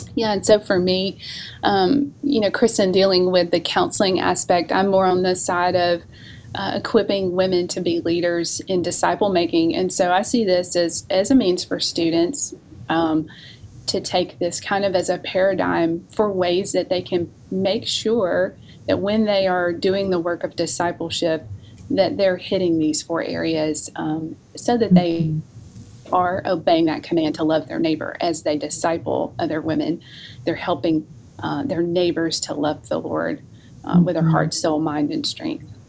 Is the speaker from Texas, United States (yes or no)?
no; North Alabama, United States; also born or lived in Memphis, Tennessee; now in North Carolina, United States; I'm originally from North Alabama